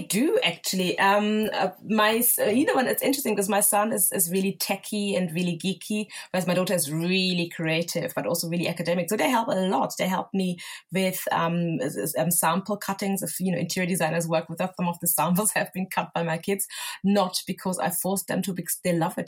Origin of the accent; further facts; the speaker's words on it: Germany; moved away as an adult; also born or lived in Lagos, Nigeria (family origin); now in London, United Kingdom; I grew up and was born and raised in Germany